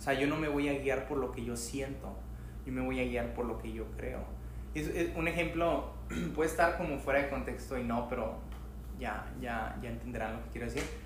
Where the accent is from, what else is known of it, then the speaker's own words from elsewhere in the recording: Mexico; Soy mexicano y es como... Yo nací, crecí en México, hasta lo que yo sé